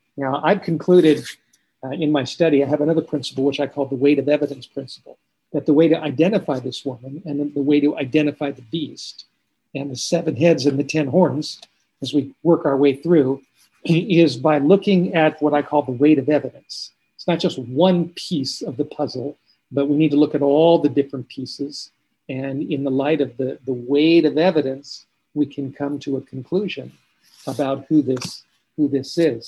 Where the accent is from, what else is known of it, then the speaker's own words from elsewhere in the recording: Los Angeles, California, United States; moved away; I grew up in California, grew up in Los Angeles, I uh, grew up in the Hollywood Hills